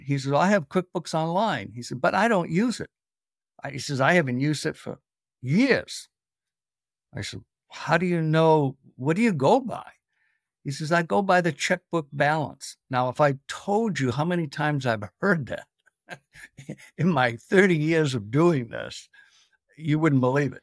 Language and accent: English; Boston, Massachusetts, United States; I'm originally from New England, Boston, where we pot the cop